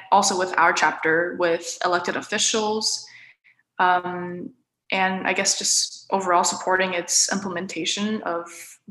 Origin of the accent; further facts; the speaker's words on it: Orange County, California, United States; I'm from Orange County.